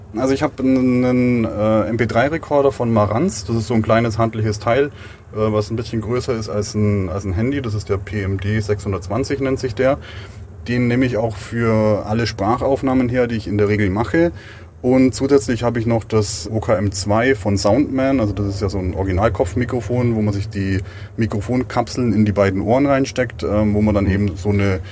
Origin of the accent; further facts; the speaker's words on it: Augsburg, Bavaria, Germany; moved away as an adult; Das Augsburg ist mein, mein Heimatort, wo ich die letzten 25 Jahre verbracht habe